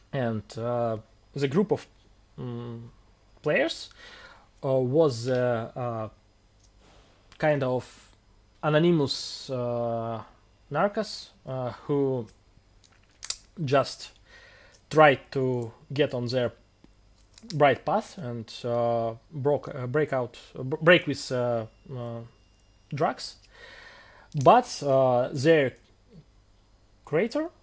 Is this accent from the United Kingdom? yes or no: no; Russia; English is a second language; One take place in my hometown